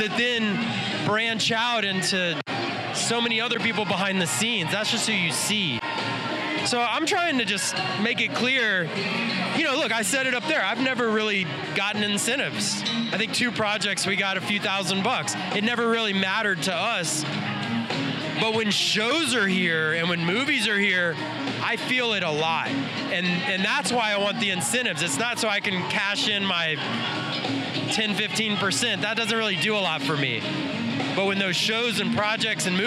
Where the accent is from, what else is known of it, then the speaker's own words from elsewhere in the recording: Driftwood, Texas, United States; I'm from Driftwood, Texas